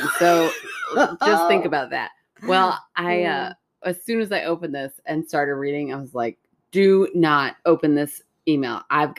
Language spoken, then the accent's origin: English; Wisconsin, United States; I'm a karaokeer. I'm from Wisconsin. I eat cheese and I do karaoke.